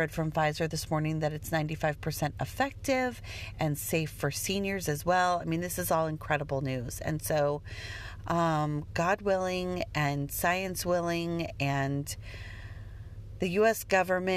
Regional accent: Denver, Colorado, United States; I grew up in Denver

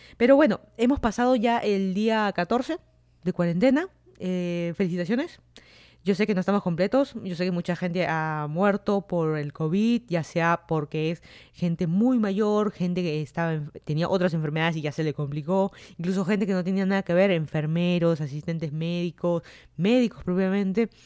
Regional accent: Lima, Peru; moved away as an adult; also born or lived in Virginia, United States; now in Fairfax County, Virginia, United States; yo soy de Lima, Perú. Me mudé a Estados Unidos hace más de tres años

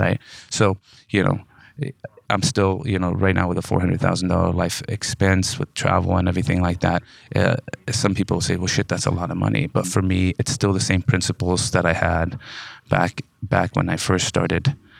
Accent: Modesto, California, United States; I'm from Modesto, California. California, uh, born and raised

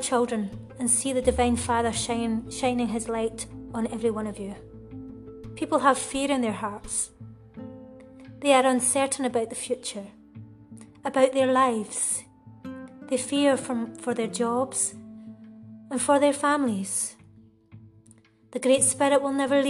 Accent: Uddingston, Scotland, United Kingdom; moved away as an adult; now in Spain; I'm originally from Uddingston, which is in Lanarkshire, just outside Glasgow city centre. I moved to Spain around 14 years ago

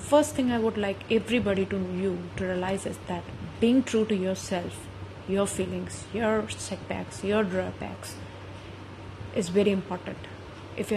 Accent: India; being an Indian, a woman

